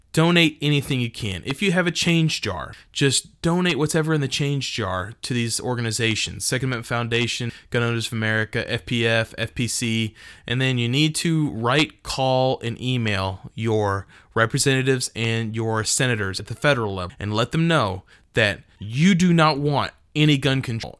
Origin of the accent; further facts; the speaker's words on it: Texas, United States; I'm from Texas.